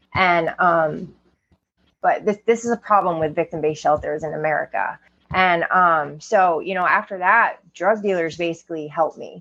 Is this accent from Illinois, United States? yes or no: no; Maine, United States; growing up in Maine, it's 94% white people